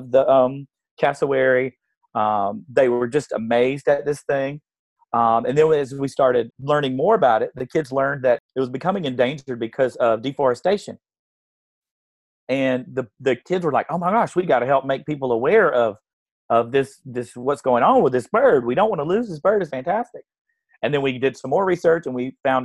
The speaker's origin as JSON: {"language": "English", "region": "South Carolina", "country": "United States", "tie": "born or raised there", "said": "I grew up here in South Carolina"}